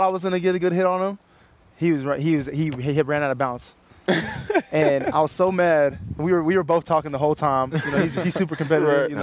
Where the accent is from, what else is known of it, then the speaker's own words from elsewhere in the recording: California, United States; We're probably both from California.